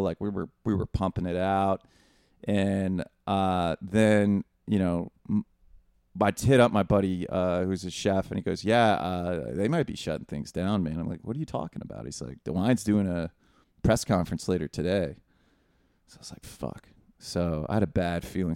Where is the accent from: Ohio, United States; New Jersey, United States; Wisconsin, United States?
Ohio, United States; Northwest; we're from Northwest Ohio. Neither of us grew up with money